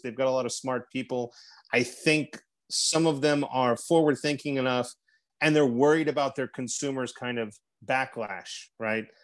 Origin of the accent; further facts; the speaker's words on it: Texas, United States; moved away as an adult; now in Russia; I am a Texan abroad